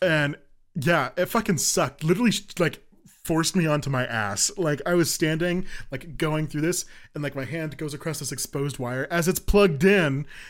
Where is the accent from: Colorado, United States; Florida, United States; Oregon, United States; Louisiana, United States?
Colorado, United States; moved away as an adult; now in Kansas, United States; I'm from Colorado.